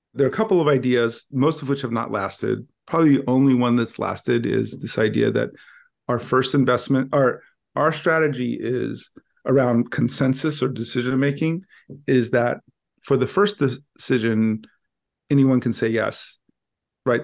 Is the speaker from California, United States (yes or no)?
yes; Los Angeles, California, United States; when I grew up in Los Angeles, I grew up in a part just east of downtown